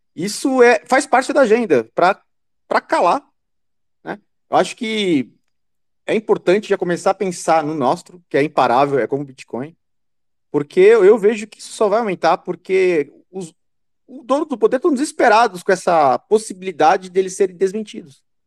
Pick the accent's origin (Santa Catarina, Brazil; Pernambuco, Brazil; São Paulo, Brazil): Santa Catarina, Brazil; eu sou de Santa Catarina e de, de colônia alemã